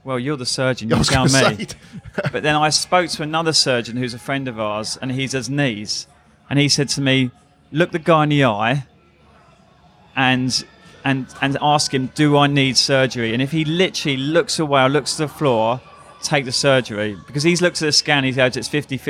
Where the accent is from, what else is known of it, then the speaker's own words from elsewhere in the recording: London, United Kingdom; I am a Londoner.